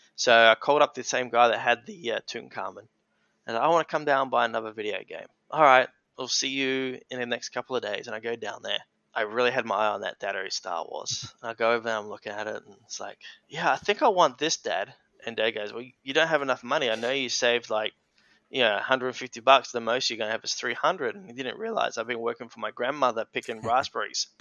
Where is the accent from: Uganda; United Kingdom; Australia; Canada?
Australia; Lenswood, South Australia; I was born in the Adelaide Hills. Um, so the Adelaide Hills is about 40 minutes from the heart of Adelaide, and uh, yeah, I spent majority of my life there in Lenswood on the family hobby farm